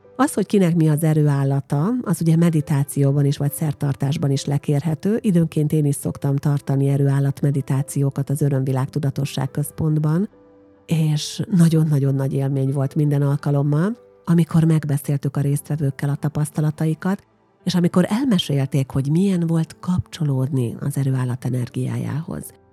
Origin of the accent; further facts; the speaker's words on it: Győrszemere, Győr-Moson-Sopron, Hungary; ugye én egy falusi lány vagyok, Győr mellett Győr szemerén nevelkedtem